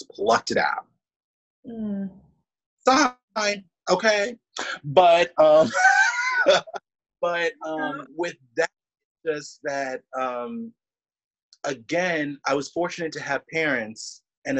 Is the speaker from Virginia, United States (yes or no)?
no; Philadelphia, Pennsylvania, United States; my home town orchestra, the Philly Orchestra